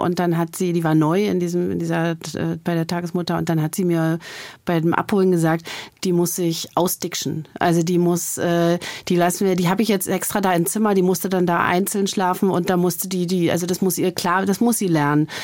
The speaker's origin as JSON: {"language": "German", "country": "Germany", "said": "ich als Ostdeutsche meiner Generation"}